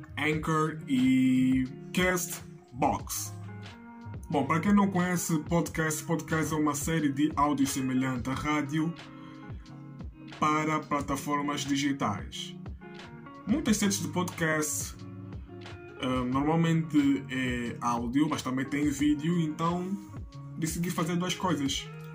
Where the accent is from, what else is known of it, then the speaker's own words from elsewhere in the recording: Angola; eu sou angolano